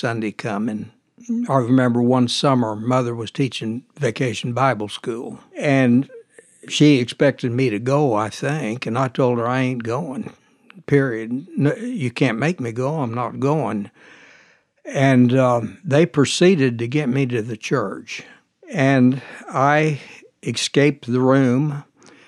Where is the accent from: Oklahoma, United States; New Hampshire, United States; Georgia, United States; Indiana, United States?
Oklahoma, United States; Muskogee; now in Derby, United States; I grew up in Muskogee, Oklahoma.